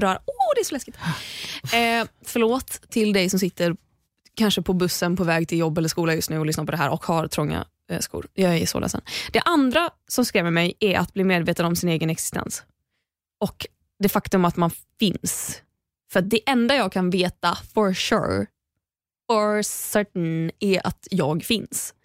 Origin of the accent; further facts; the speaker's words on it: Sweden; vi är uppvuxna i Sverige